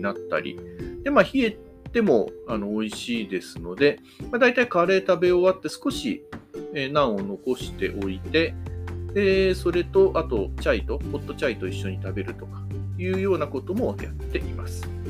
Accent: Hamamatsu, Shizuoka, Japan; 地元の浜松

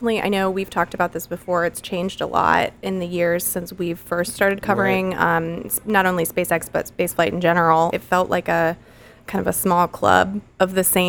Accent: the Space Center, Florida, United States; Growing up on the Space Center

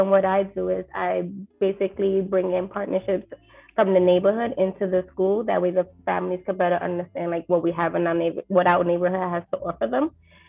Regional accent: New York City, New York, United States; I grew up in East New York, Brooklyn.

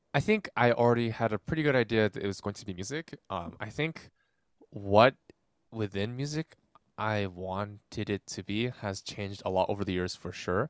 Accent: Irvine, California, United States; also born or lived in Granada Hills, Los Angeles; I was born in Granada Hills originally, but I spent most of my formative years in Irvine, California

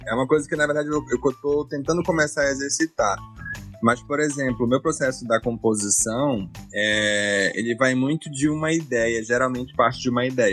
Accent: Amapá, Brazil; moved away; also born or lived in Goiânia; sou amapaense

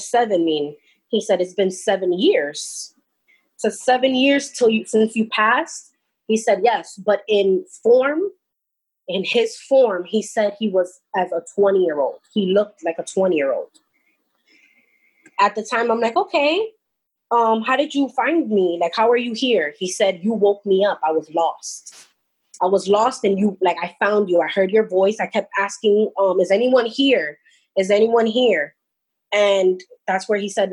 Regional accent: New York, United States; I'm from New York.

